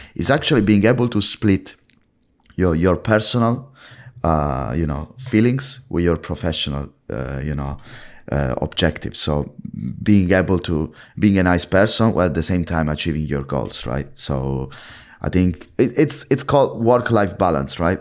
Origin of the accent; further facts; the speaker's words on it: Italy; now in London, United Kingdom; As you can tell from my British accent, I'm from Italy